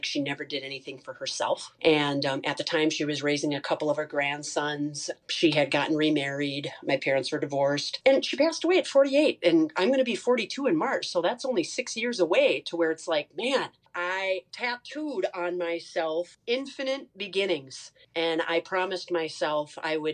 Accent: Sauk Centre, Minnesota, United States; I'm originally from Sauk Center, Minnesota

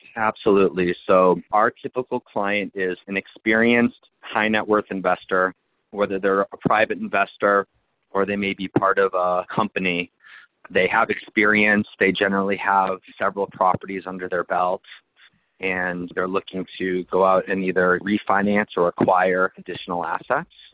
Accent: Boston, Massachusetts, United States; moved away as an adult; now in Phoenix, United States; I grew up in Boston

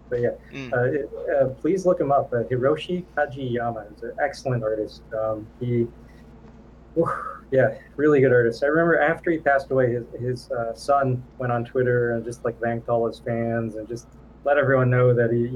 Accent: Thailand; moved away; when I was like a little kid in Thailand

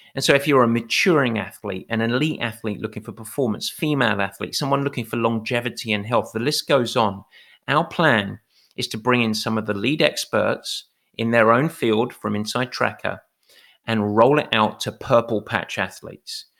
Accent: England, United Kingdom; I'm English.

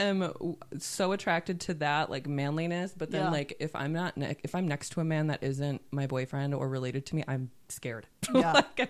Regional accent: Wisconsin, United States; we come from Wisconsin

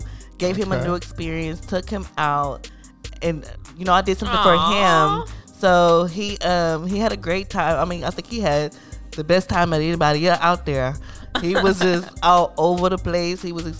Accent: the South, United States; now in Washington, United States; I'm from the South

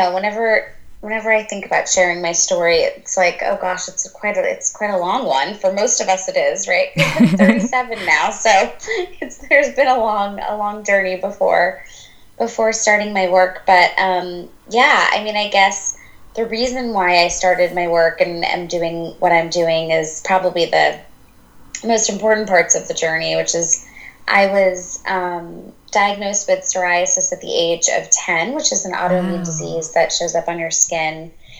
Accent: India; And, I'm Indian and I grew up in a home where everything, my parents are the most amazing

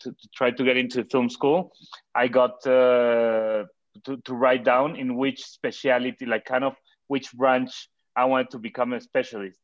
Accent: Cuernavaca, Morelos, Mexico; in Cuernavaca, where I grew up in Mexico

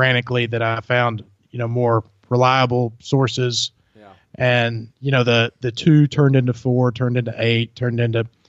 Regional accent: Germantown, Tennessee, United States; also born or lived in Byhalia, Mississippi; I'm from Germantown, Tennessee, is where I grew up.

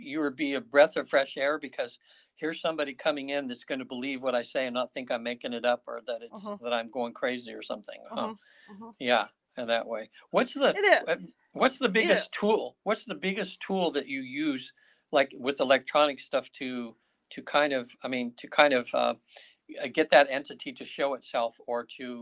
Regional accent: North Highlands, California, United States; moved away; I grew up in North Highlands

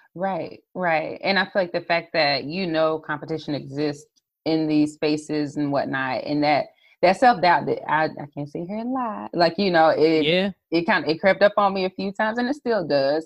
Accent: South Carolina, United States; a brand strategist, social media strategist from the South Carolina area

